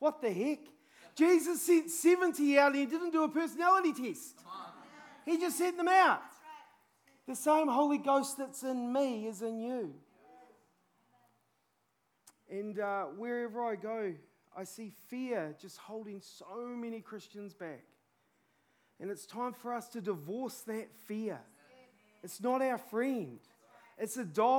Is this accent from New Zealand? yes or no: yes; New Zealand; I'm a Kiwi